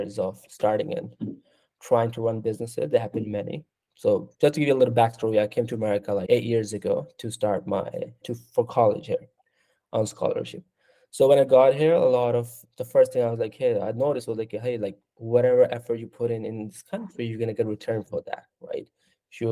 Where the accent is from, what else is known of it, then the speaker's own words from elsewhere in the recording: Pakistan; now in United States; I'm from Pakistan